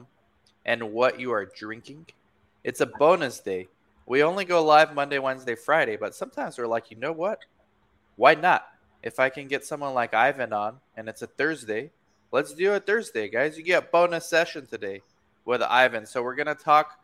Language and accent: English; Romania; moved away; I'm from Romania. I'm born in Romania.